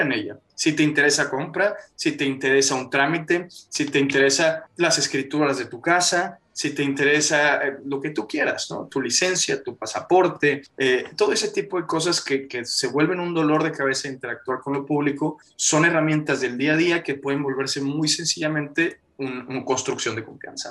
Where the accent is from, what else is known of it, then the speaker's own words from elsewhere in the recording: Mexico; como mexicano